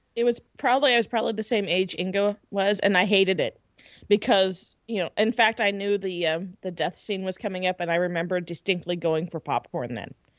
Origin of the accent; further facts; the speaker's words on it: United States; I'm American